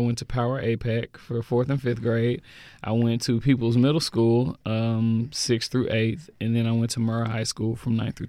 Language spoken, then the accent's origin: English; Jackson, Mississippi, United States; also born or lived in Redondo Beach, California; Moved to Jackson when I was about 3 years old.